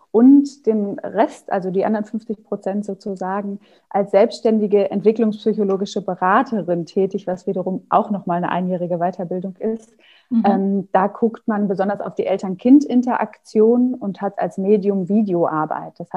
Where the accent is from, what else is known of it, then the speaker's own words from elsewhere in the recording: Paderborn, North Rhine-Westphalia, Germany; born there; moved away as an adult; now in Hamburg, Germany; ich ähm, bin seit 2009 in Hamburg, komme gebürtig aus Nordrhein-Westfalen, aus Paderborn